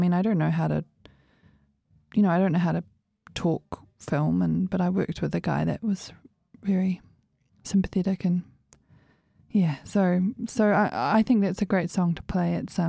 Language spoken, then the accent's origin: English; New Zealand; moved away as an adult; before I left New Zealand